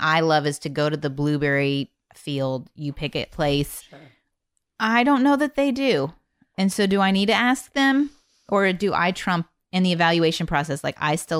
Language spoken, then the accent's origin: English; Indiana, United States; now in Texas, United States; I'm from Indiana